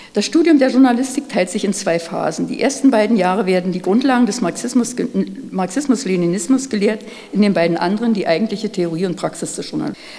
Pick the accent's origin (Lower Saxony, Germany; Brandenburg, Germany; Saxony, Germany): Brandenburg, Germany; Neuruppin / Oderbruch; Wir sind dann aufs Dorf gezogen, ins Oderbruch